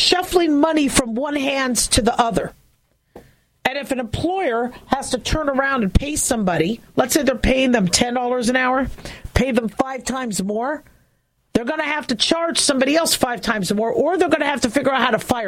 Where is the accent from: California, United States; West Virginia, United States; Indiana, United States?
California, United States; moved away; also born or lived in Las Vegas, Nevada; I was born in California. I'm from California.